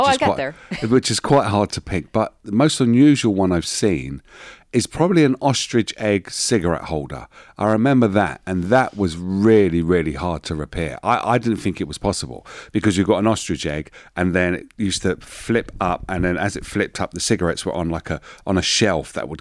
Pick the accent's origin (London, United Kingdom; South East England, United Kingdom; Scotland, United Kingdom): London, United Kingdom; born and bred in East London from a very poor background